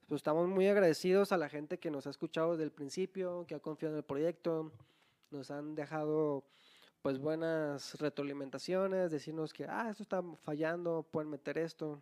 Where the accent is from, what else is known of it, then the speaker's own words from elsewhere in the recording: Guadalajara, Jalisco, Mexico; Nosotros somos de Guadalajara